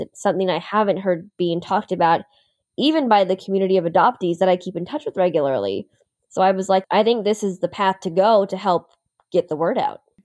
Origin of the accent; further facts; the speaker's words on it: upstate New York, United States; also born or lived in Anyang, South Korea; I grew up in upstate New York